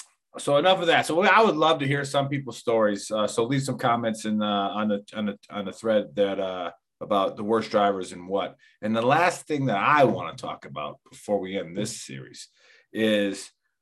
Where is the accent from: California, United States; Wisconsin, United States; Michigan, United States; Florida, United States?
Wisconsin, United States; So growing up in Wisconsin before analog brakes